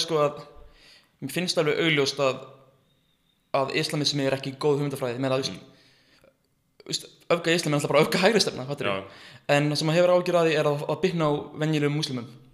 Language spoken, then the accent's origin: Icelandic; Iceland; ég er frá Íslandi